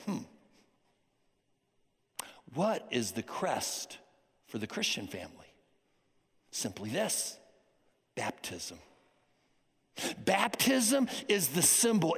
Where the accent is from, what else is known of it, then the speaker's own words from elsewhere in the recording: United States; I am an American. I am proud that I am an American